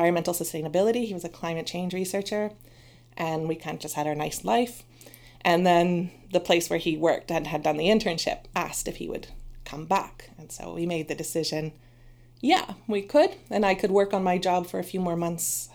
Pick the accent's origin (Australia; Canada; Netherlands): Canada; moved away as an adult; also born or lived in Toronto; now in Sweden; I'm originally from Canada